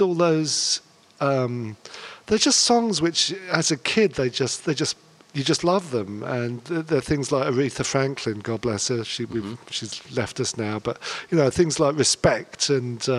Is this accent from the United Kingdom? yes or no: yes; London, United Kingdom; I was born in London, and I kind of lived around Hampstead and Golders Green. We kind of moved around a lot in North London. So I was kind of brought up there, and I went to school in Hampstead